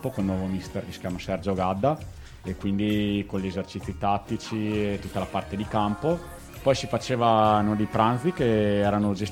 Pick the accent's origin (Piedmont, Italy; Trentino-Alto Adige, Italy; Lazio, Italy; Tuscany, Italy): Trentino-Alto Adige, Italy; Noi trentini vi possiamo regalare una, dai.